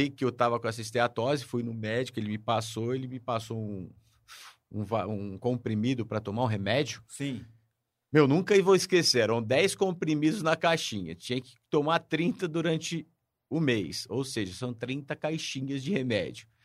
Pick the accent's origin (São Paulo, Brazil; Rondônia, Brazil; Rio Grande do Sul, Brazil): São Paulo, Brazil; now in Ribeirão Preto, Brazil; Eu moro em Ribeirão Preto há 46 anos. Eu sou de São Paulo, nascido lá.